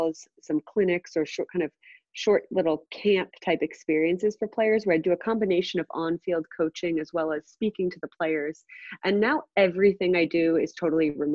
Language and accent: English; New Jersey, United States; I grew up in New Jersey